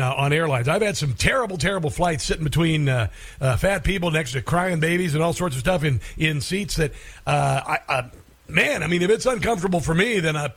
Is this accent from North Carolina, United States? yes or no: no; Iowa, United States; moved away; also born or lived in Minnesota / Cincinnati, Ohio / Maryland; I grew up in Iowa, and I lived in Minnesota and Cincinnati